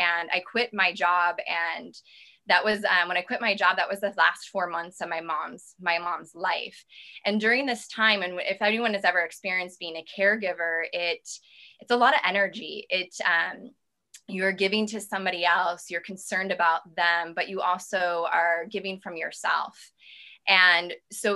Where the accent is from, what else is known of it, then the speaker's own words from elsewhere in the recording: Midwest, United States; I come from the Midwest, and I come from a place of, you know, we didn't eat so great growing up.